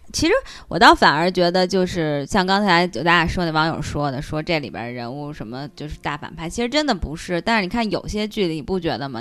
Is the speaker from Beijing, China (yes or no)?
yes; Beijing, China; 我和王婶儿也都是四合院儿里长大的孩子